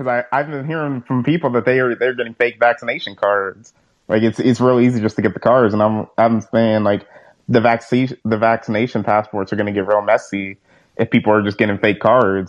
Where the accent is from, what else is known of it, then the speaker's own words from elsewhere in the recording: California, United States; I'm from California. I'm in California right now